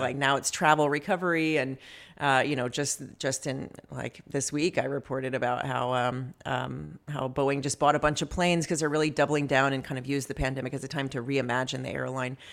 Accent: the South, United States; moved away; I grew up in the South

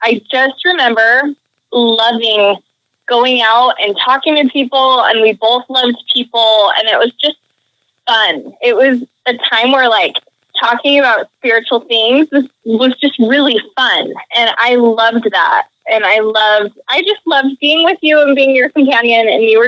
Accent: Utah, United States; moved away as an adult; also born or lived in New York / East Coast; I grew up in Utah

